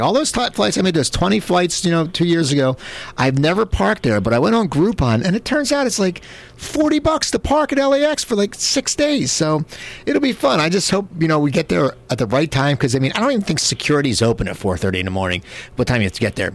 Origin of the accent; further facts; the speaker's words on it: Cherry Hill, New Jersey, United States; I grew up in New Jersey, out near uh, in Cherry Hill, near Philadelphia